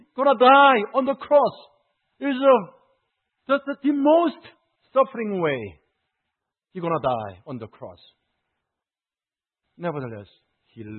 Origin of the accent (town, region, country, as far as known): South Korea; moved away as an adult